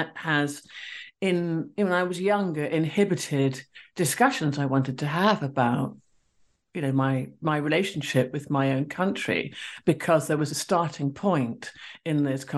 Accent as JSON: {"language": "English", "country": "Sierra Leone", "said": "the person who introduced me mentioned the fact that I was from Sierra Leone"}